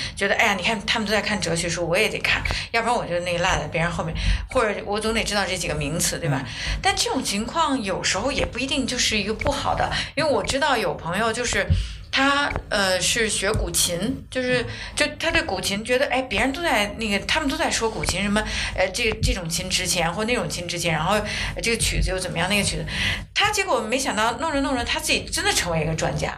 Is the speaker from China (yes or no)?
yes; China; 我们是中国人嘛